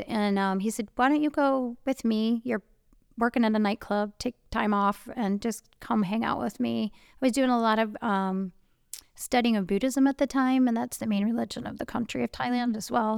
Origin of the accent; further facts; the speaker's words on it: Cleveland, Ohio, United States; this very protective, conservative-ish privilege bubble I grew up in in Cleveland